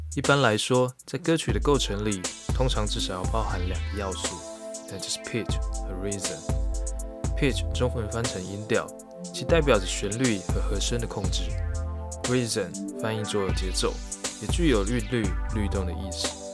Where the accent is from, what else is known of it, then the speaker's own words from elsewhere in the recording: Yilan, Yilan County, Taiwan; moved away as an adult; now in Taipei, Taiwan; 我来自宜兰